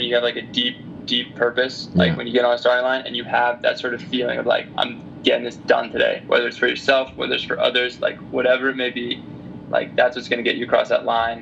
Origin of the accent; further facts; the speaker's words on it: United States; me growing up in the States